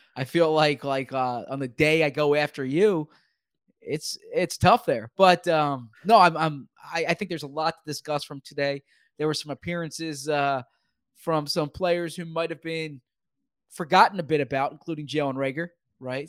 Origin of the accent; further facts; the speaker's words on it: Philadelphia, Pennsylvania, United States; I'm from Philly